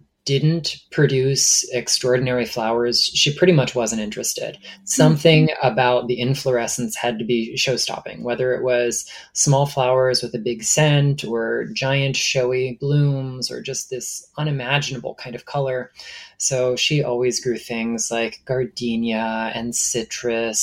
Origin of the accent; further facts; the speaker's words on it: Stuart, Florida, United States; my hometown of Stuart, Florida